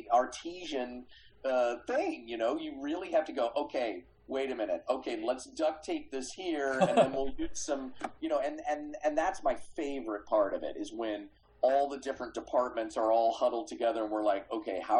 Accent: Kansas City, United States; I grew up in Kansas City

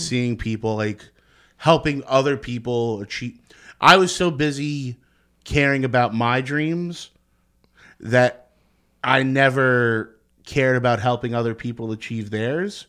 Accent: Secaucus, New Jersey, United States; I grew up in Seacogg's, New Jersey. I'm right over the Hudson River.

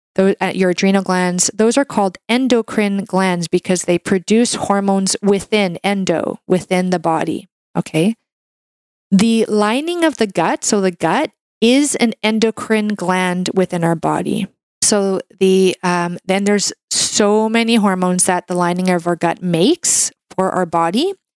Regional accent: Canada; I'm a Canadian medical doctor

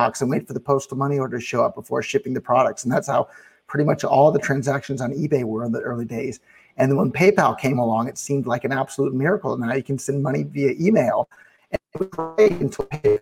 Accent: Silicon Valley, California, United States; I'm originally from Silicon Valley.

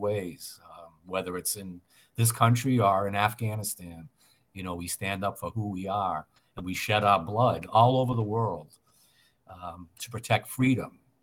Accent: Massachusetts, United States; I'm born and raised in Massachusetts

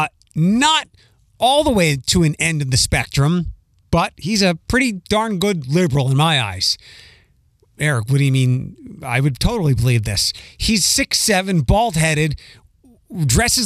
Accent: Pennsylvania, United States; now in Ohio, United States; my home state

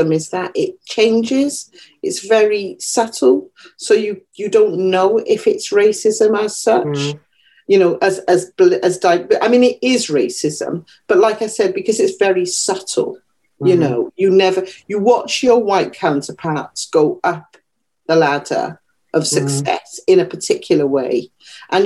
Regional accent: Wales, United Kingdom; moved away; I am black and I am Welsh. I'm from Wales

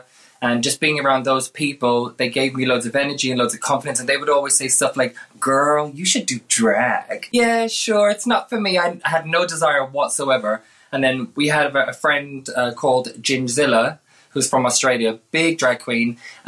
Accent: Tipperary, Munster, Ireland; now in London, United Kingdom; I'm from Tipperary, Ireland, but now based in lovely sunny London.

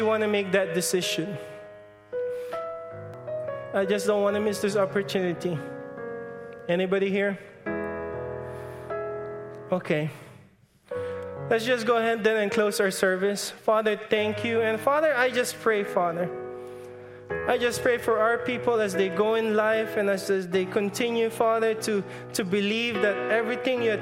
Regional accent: Philippines; I'm Filipino.

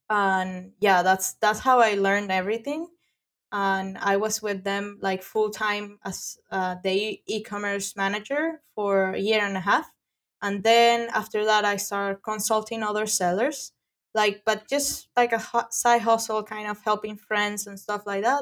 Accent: Venezuela; English is a second language; now in Florida, United States; I'm from Venezuela.

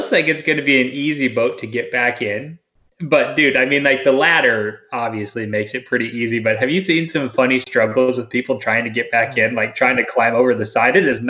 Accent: Wyoming, United States; growing up in Wyoming

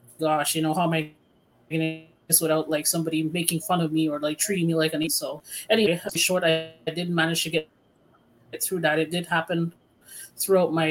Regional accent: Montreal, Quebec, Canada; I am from Montreal

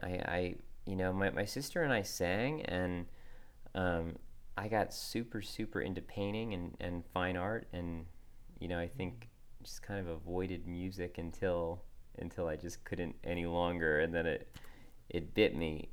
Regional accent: Wilton, Connecticut, United States; moved away as an adult; also born or lived in Nashville; I grew up in Wilton, Connecticut

